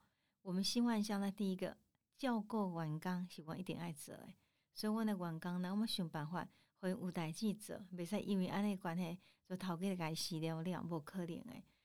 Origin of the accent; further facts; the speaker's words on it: Tainan, Taiwan; 我们台南人